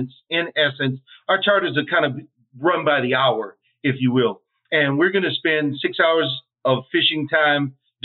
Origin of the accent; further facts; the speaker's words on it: Louisiana, United States; I grew up fishing in Louisiana